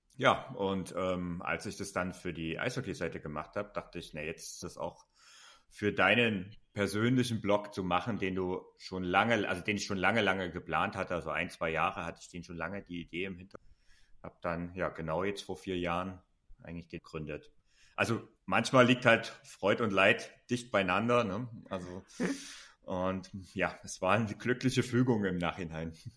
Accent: Saxony, Germany; born or raised there

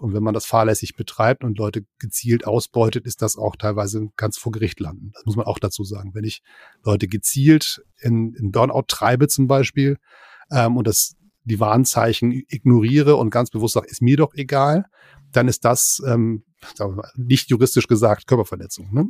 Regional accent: Hamburg, Germany; also born or lived in near Berlin; now in Berlin area, Germany; Ich bin Exil-Hamburger und wohne in der Nähe von Berlin

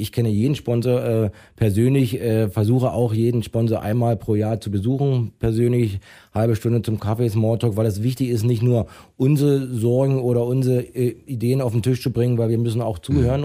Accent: Weißwasser, Saxony, Germany; moved away as an adult; also born or lived in Hannover / Herne / Crimmitschau; bin dann zurück wieder in meine Heimat gekommen

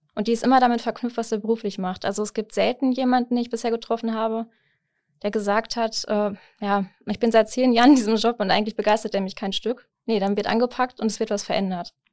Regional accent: Herford, North Rhine-Westphalia, Germany; moved away as an adult; also born or lived in Bielefeld; now in Osnabrück, Germany; ich komme ursprünglich aus Herford

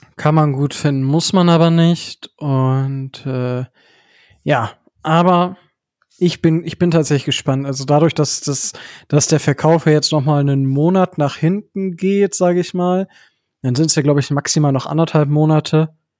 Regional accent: Northern Germany, Germany; moved away; nach Hause von also nach in den Norden in meiner Heimat

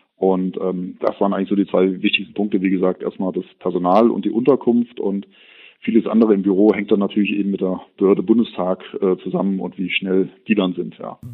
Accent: Kassel, Hesse, Germany; Ich bin 1980 in Kassel geboren, bin gebürtiger Kasselener

